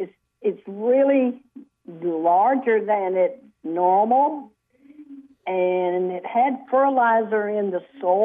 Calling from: Gibsonville, North Carolina, United States; I'm calling from Gibsonville.

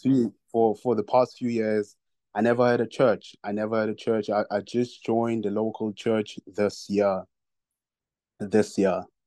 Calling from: South Africa; I'm calling from South Africa.

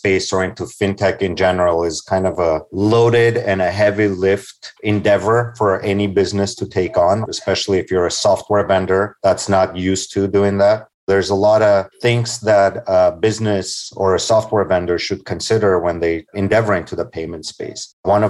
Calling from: Los Angeles, California, United States; I'm actually joining from Los Angeles, California.

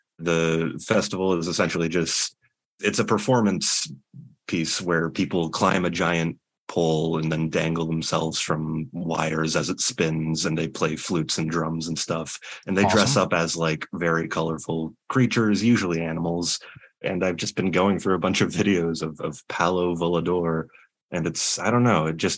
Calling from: Toronto, Ontario, Canada; Calling you from Toronto, Ontario.

